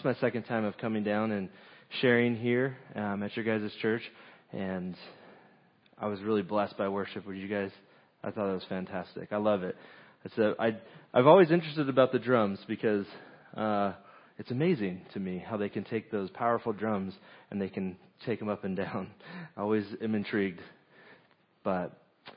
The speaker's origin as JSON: {"language": "English", "region": "Southern California", "country": "United States", "moved": "yes", "said": "I'm originally from Southern California"}